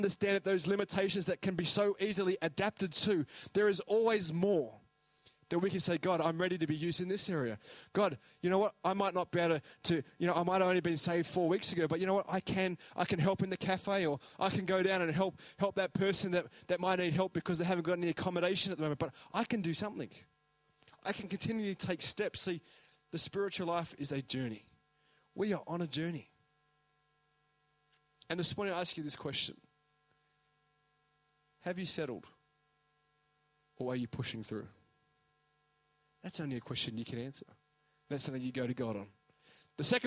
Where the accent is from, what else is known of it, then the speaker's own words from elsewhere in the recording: Australia; now in New Zealand; I'm an Aussie, but Parapara Umu.